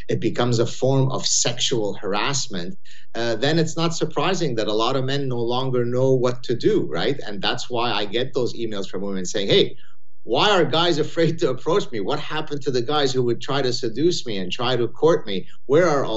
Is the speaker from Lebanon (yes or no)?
yes; Lebanon; moved away; I had a very rough childhood growing up in Lebanon